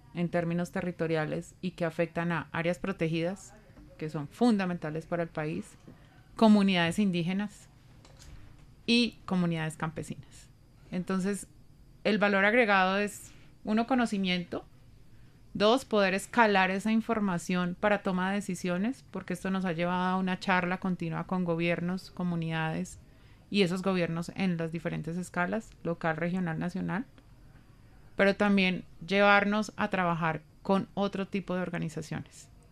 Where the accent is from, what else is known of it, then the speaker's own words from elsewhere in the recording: Colombia; nosotros como colombianos